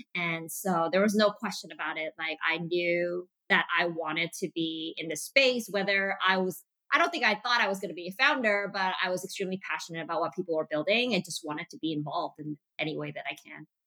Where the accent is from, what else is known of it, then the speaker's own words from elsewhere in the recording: Montreal, Quebec, Canada; also born or lived in Malaysia; my dad decided to move us and our entire family to North America, specifically in Montreal, Quebec